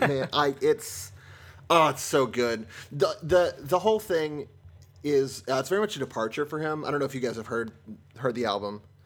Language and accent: English; Seattle, Washington, United States; I am an actor from the Seattle, Washington area